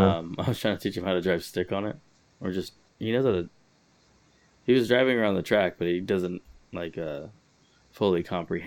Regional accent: Los Angeles, California, United States; So I grew up in Highland Park, Eagle Rock area. They're like adjacent

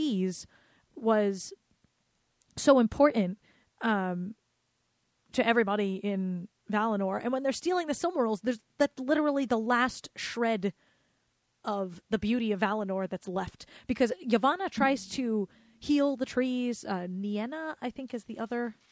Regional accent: Rhode Island, United States; accent: Rhode Island; my Rhode Island accent

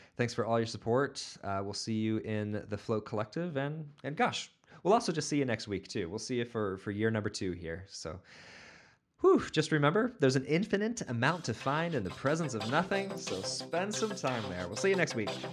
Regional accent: Portland, United States; I did grow up in Portland

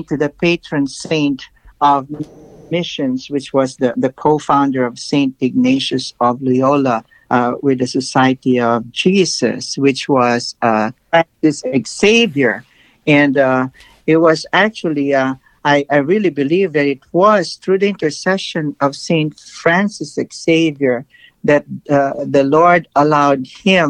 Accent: Philippines; now in United States; the Philippines, my home country

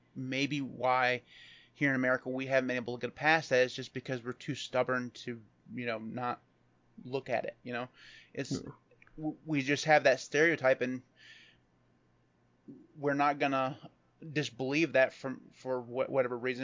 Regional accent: Michigan, United States; I'm from Michigan. We don't say yeehaw here

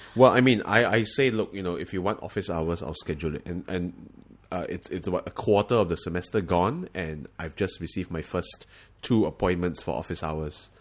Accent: Singapore; moved away as an adult; now in United States; we are from Singapore

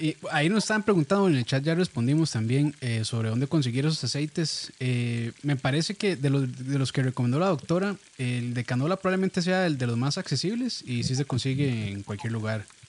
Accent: Costa Rica; como buenos ticos que somos

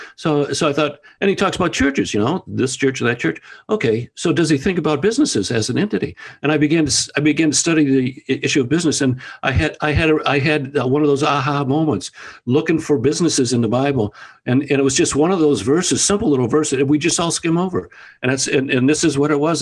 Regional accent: Toledo, Ohio, United States; I was raised in Toledo, Ohio

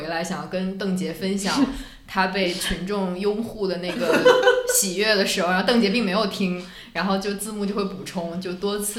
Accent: Heilongjiang, China; accent: Northeastern; 就我们东黑龙江人会经常说，你看我们这个普通话这么好，其实也有东北味儿，

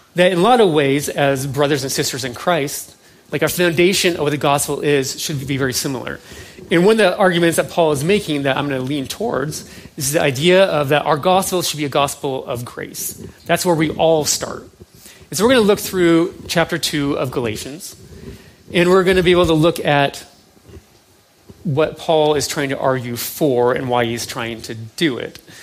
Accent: United States; who we are somewhat as an American

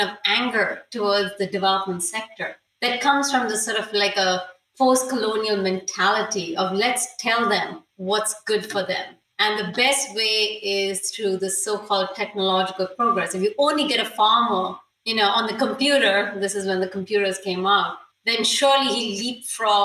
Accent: India; moved away; also born or lived in United States; I'm Indian

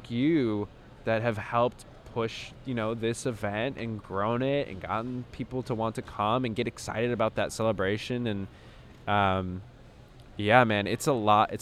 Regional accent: Chicago, Illinois, United States; I'm from Chicago

